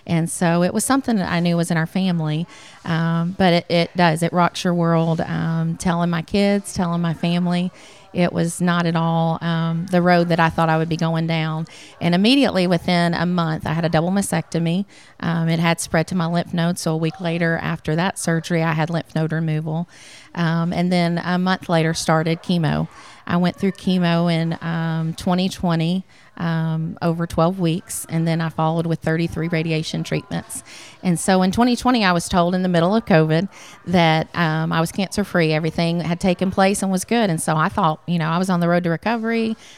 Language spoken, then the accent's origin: English; Memphis, Tennessee, United States; born there; now in Athens, United States; I was not. No, I was born in Memphis, Tennessee. We've been in the North Alabama area for almost 18 years. But we moved to Athens 9 years ago in August.